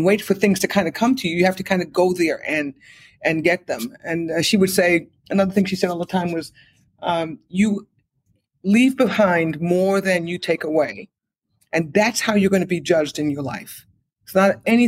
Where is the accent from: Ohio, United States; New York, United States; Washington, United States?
New York, United States; New York City; We grew up on the Lower East Side of Manhattan